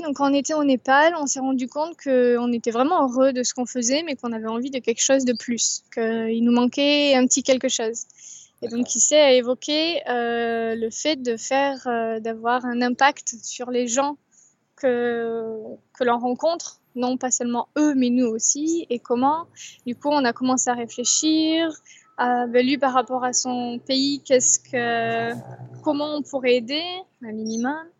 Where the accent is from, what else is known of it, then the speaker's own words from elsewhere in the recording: Bordeaux, Nouvelle-Aquitaine, France; je suis bordelaise